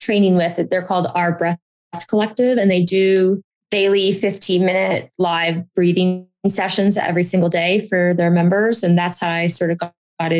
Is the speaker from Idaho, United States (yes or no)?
yes; Boise, Idaho, United States; moved away; also born or lived in Washington, District of Columbia, United States; I grew up in Boise